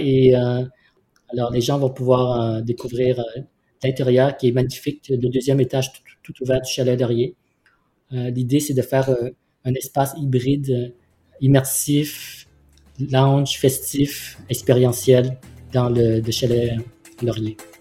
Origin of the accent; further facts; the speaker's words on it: Vietnam; now in Montreal, Canada; je suis né au Vietnam. Et Montréal, c'est ma ville d'accueil